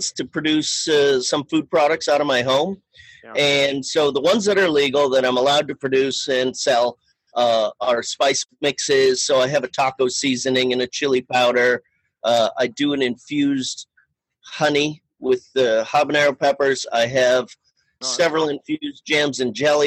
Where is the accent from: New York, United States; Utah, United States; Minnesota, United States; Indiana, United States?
Minnesota, United States; Fridley; moved away as an adult; also born or lived in Summit County, Colorado / Boulder, Colorado; now in Longmont, United States; I am from Fridley, Minnesota, which is a northeastern suburb of Minneapolis.